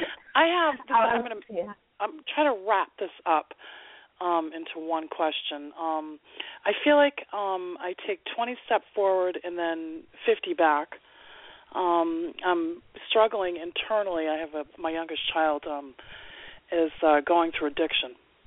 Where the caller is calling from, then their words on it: Maine, United States; I live in Cold, Maine.